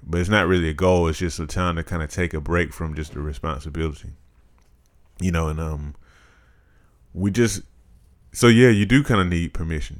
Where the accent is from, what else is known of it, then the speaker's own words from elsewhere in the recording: Macon, Georgia, United States; I grew up here in Macon. um, the large majority of my life.